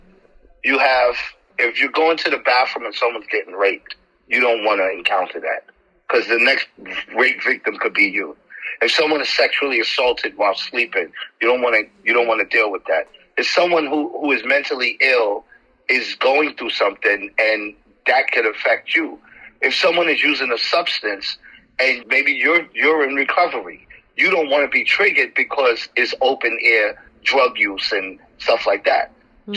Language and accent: English; New York City, New York, United States; I'm from the Bronx in Harlem. I grew up in foster care since the age of 2.